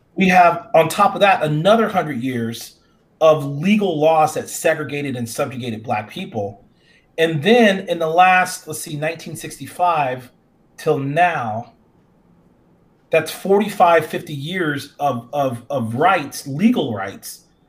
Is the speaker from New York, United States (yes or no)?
no; Phoenix, Arizona, United States; my hometown in Phoenix